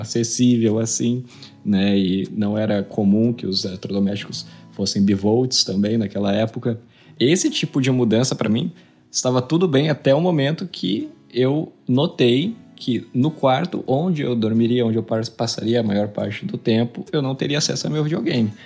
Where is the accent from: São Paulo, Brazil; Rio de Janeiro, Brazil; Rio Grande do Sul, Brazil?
São Paulo, Brazil; Palmital; eu nasci né, em São Paulo, capital, e em 2000 eu me mudei para uma cidade pequena do interior do estado de São Paulo